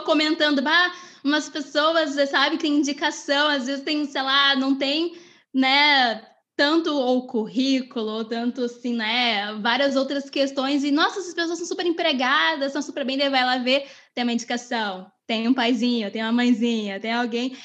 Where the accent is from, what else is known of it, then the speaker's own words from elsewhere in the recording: Rio Grande do Sul, Brazil; accent: gaúcho; eu me esforço muito para esconder o meu não sotaque de gaúcha